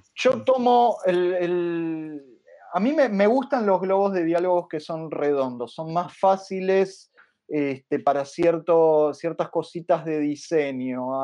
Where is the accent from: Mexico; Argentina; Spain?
Argentina; como argentino